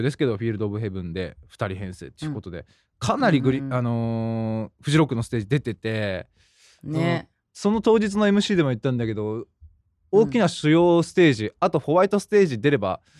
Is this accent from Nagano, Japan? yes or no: yes; Nagano, Japan; 地元の長野県